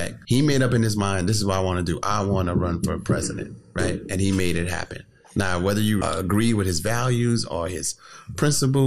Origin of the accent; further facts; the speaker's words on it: New Orleans, Louisiana, United States; growing up in New Orleans